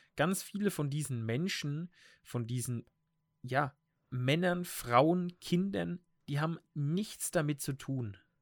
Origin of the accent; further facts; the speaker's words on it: Germany; wir Deutschen